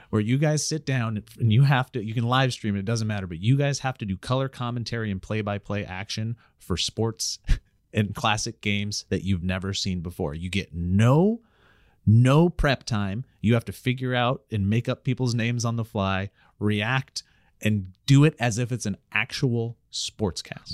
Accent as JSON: {"language": "English", "area": "Glacier", "region": "Montana", "country": "United States", "tie": "born or raised there", "moved": "yes", "said": "growing up in Glacier"}